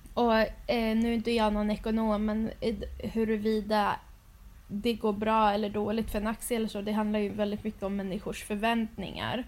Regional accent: Sweden; som svensk

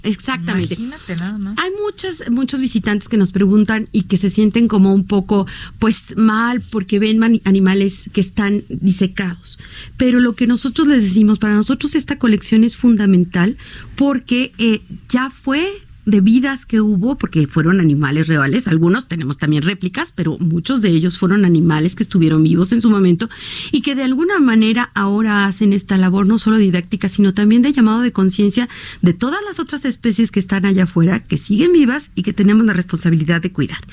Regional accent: Mexico; tenemos en México

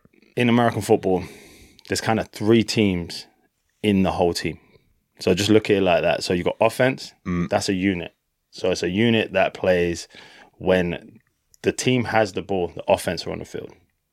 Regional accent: London, United Kingdom; moved away as an adult; now in Dallas, United States; I'm from North London, England.

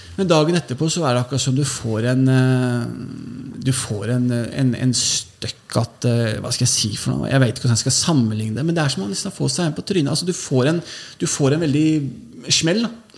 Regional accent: Oslo, Norway; jeg vokste jo opp på Holmlia. Født og, altså, jeg kom til Holmlia da jeg var noen måneder gammel.

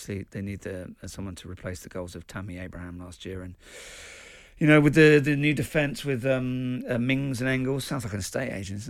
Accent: the Cotswolds, South West England, United Kingdom; I'm not from Birmingham. I'm from, you know, well, I grew up in the Cotswolds for a bit.

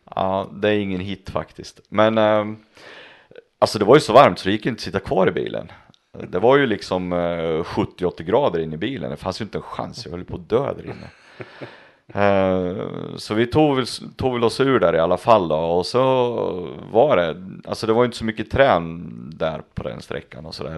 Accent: Östergötland, Sweden; för mig som östgöte

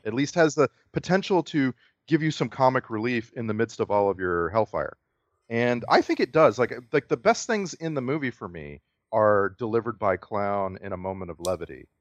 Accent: Texas, United States; moved away; I was from Texas

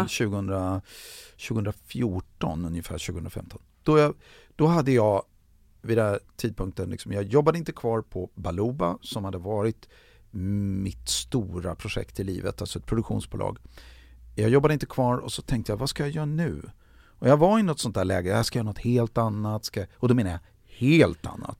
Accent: Sweden; moved away as an adult; now in Los Angeles, United States; som svensk

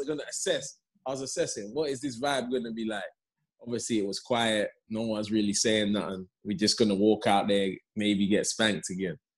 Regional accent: London, United Kingdom; also born or lived in Leeds; I, was born in Leeds, but I was only there two months. So, okay. And then I came to London.

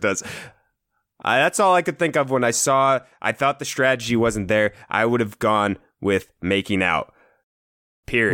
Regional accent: Iowa, United States; we're from Iowa

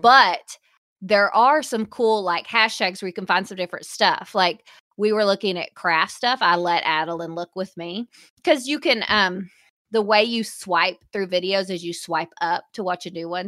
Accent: the South, United States; we are from the South

